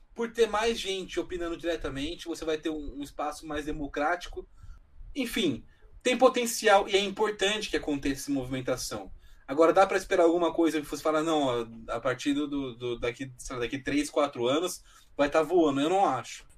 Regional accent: Brazil

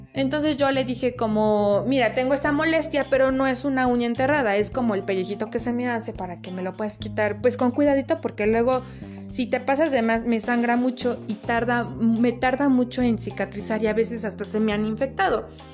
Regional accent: Puebla, Mexico; moved away as an adult; now in Cuautitlán Izcalli, Mexico; soy originaria de Puebla, capital, pero actualmente vivo en el Estado de México, en Cuautitlán, Izcalli

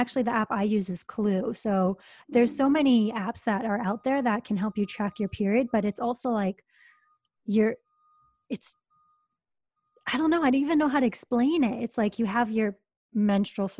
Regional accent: Hawaii, United States; I'm from Hawaii

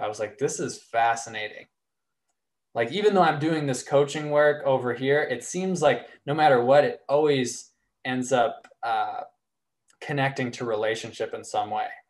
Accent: Arkansas, United States; I grew up in Arkansas

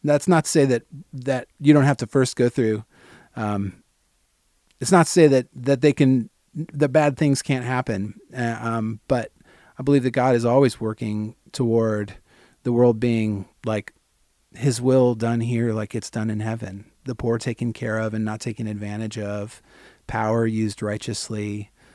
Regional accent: St. Peters, Missouri, United States; growing up in Saint Peter is like, you're forty-five minutes from downtown

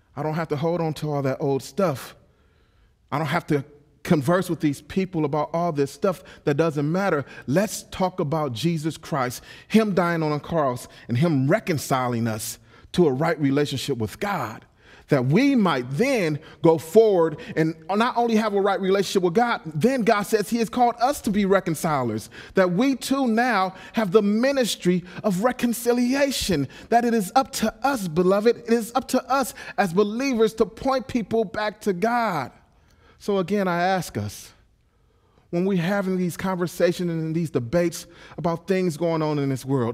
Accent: Los Angeles, California, United States; I'm a pit bull from South Central Los Angeles

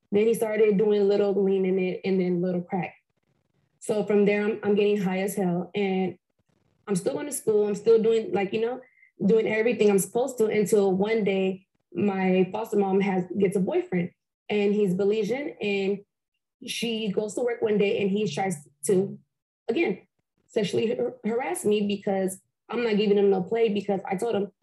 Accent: Compton, California, United States; also born or lived in Fontana, California; I am from Compton, California. I grew up in off of Bradfield and Rosecrans.

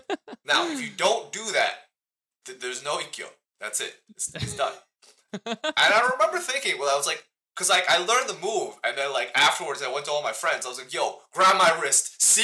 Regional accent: China; born there; moved away; also born or lived in New Zealand / Australia; I lived in New Zealand for a bit. I lived in Australia for a bit. I was born in China, then eventually I made my way here.

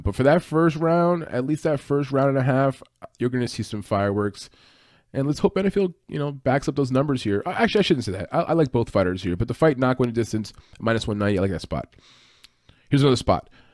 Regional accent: New Jersey, United States; I'm from Jersey, not too far from where I'm at.

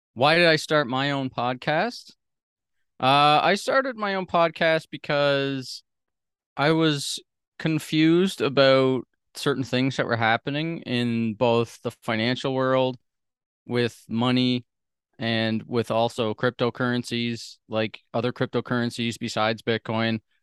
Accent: Sydney, Nova Scotia, Canada; moved away; I grew up on the East Coast of Canada, like I said, in this small sort of island. It's a large island, but there's, like, a hundred and fifty thousand people that live on the whole island, and the city, Sydney

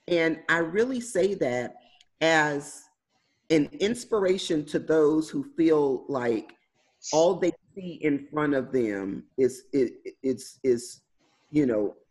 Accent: Houston, Texas, United States; So I grew up in Houston, Texas, in inner city, the hood, for all intents and purposes. I grew up in an area called Third Ward

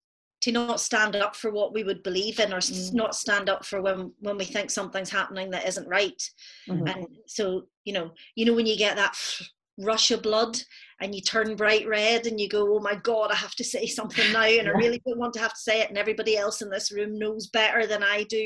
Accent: Northern Ireland, United Kingdom; I think the counterpoint to our sort of rural childhood was that we grew up in Northern Ireland in the middle of the Troubles.

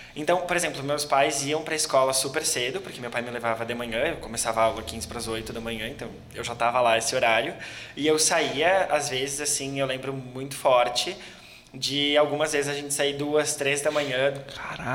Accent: Gaúcho, Rio Grande do Sul, Brazil; como um bom gaúcho, a gente é bastante bairrista

